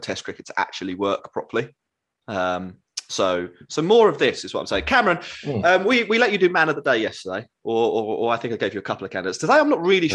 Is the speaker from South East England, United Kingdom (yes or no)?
yes; Crawley, South East England, United Kingdom; I am from Crawley